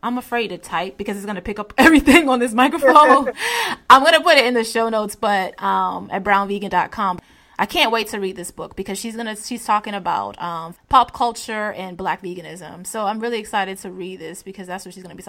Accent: Hampton Roads, Virginia, United States; I grew up in Hampton Roads near PETA.

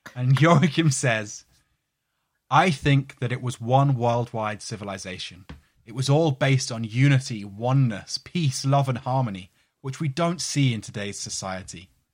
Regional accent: London, United Kingdom; near where I grew up in London

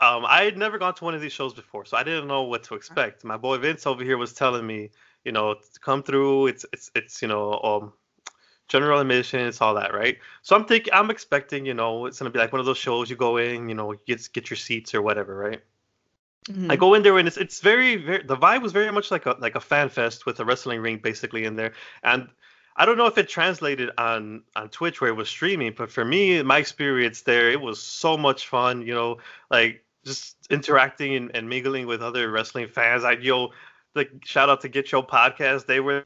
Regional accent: Chicago, Illinois, United States; I'm like, I'm from Chicago. I need to see this guy.

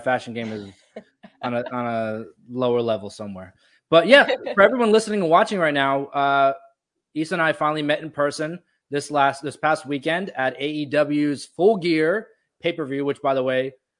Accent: New Jersey, United States; moved away; also born or lived in Florida; I grew up in New Jersey and then I moved to Florida.

